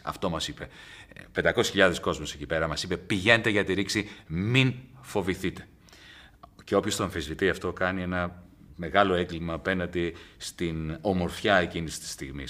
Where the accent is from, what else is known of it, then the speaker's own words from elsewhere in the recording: Greece; moved away; also born or lived in England; σε, πολύ μικρή ηλικία, όταν έφυγα από την Ελλάδα, το 1977, και πήγα στη, στην Αγγλία